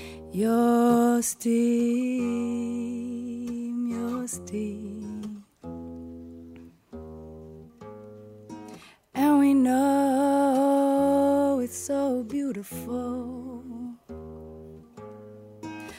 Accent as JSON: {"language": "English", "town": "Atlanta", "region": "Georgia", "country": "United States", "tie": "born or raised there", "moved": "yes", "said": "I grew up in Atlanta. I grew up in the middle of like the hip hop urban South."}